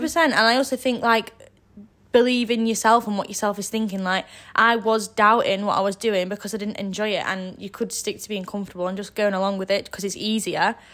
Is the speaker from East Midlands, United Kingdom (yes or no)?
yes; Dronfield, East Midlands, United Kingdom; now in Sheffield, United Kingdom; I am from near the area, I'm from Dromfield, so I've not moved too far.